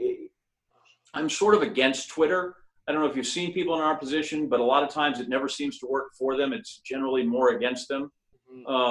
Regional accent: Green Bay, Wisconsin, United States; moved away as an adult; also born or lived in Missouri / Oklahoma / Phoenix, Arizona; I'm from Wisconsin.

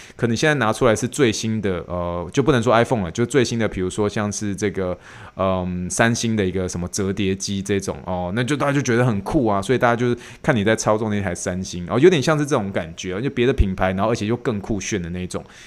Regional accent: Taiwan; accent: Taiwanese accent; now in United States; 我的台湾腔

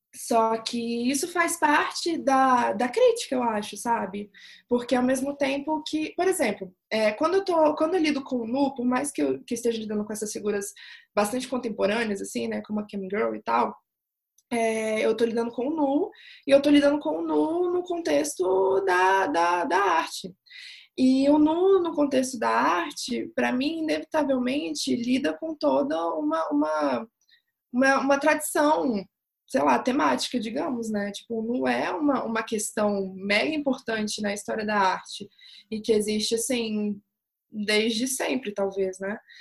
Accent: Brazil; Eu sou brasileira

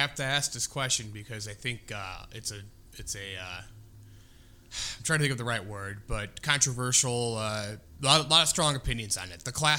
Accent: Illinois, United States; now in Indiana, United States; I'm originally not from Indiana. I'm in Illinois, born and raised

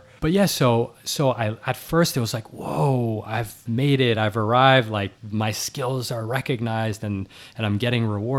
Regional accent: New York City, New York, United States; So I'm actually recording from 15 blocks from where I grew up, and I was born in New York City. My parents are Cambodian and French.

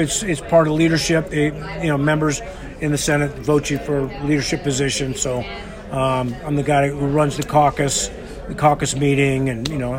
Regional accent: California, United States; also born or lived in New York; And moved to California with my parents, and then my folks split up when I was in the six

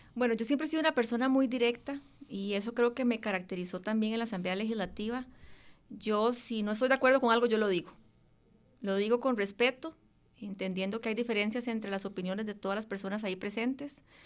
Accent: Moravia, San José, Costa Rica; also born or lived in Mora, San José / Escazú; Eh, Moravia, en San José, sin embargo tengo raíces de Guanacaste y de Punta Arenas

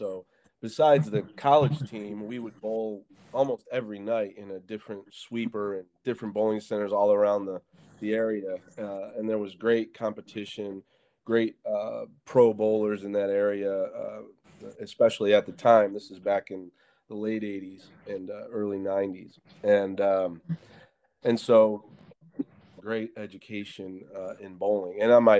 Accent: Syracuse, New York, United States; also born or lived in Buffalo, New York; I grew up in Syracuse, New York

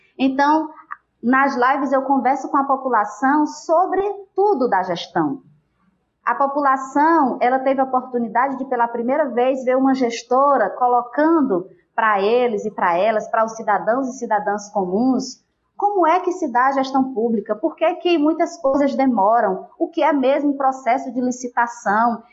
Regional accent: Apuiarés, Ceará, Brazil; eu sou de Apuiarés, nasci e, e, durante toda a minha vida estive aqui

